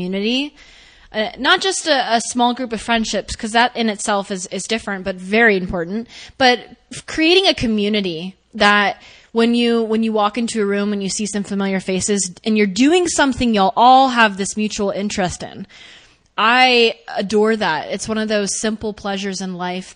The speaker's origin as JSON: {"language": "English", "region": "Texas", "country": "United States", "said": "I'm from Texas"}